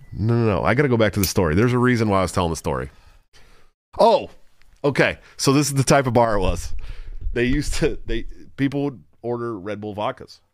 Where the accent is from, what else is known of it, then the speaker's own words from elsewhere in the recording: Antioch, California, United States; my hometown, Antioch, California